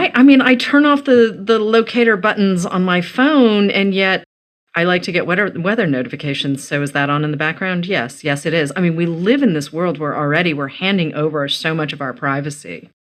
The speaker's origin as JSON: {"language": "English", "region": "Massachusetts", "country": "United States", "tie": "born or raised there", "said": "because I grew up in Massachusetts"}